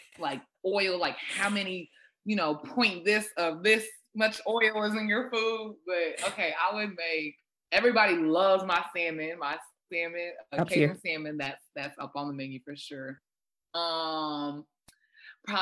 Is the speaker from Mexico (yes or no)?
no; Zimbabwe; first language Shona; English is a second language; moved away; I'm originally Zimbabwean. So I'm Zimbabwean by birth, born there and everything.